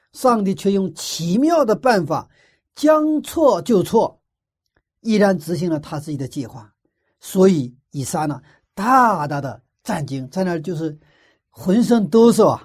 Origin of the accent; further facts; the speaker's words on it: China; 我们中国人